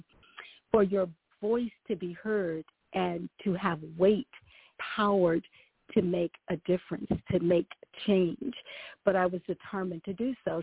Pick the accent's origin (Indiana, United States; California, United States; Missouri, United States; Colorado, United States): Missouri, United States; St. Louis; I was performing in plays and whatnot growing up in St. Louis